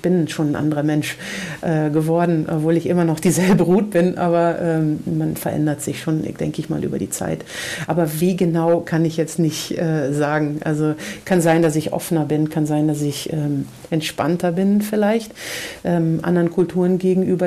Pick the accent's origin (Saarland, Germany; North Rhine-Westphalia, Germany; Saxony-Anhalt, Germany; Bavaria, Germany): North Rhine-Westphalia, Germany; Aachen; moved away as an adult; also born or lived in Brazil; now in Anápolis, Brazil; die, äh, Schulzeit und Ausbildungszeit und so, äh, bis ich zweiunddreißig war in Deutschland gelebt, in Aachen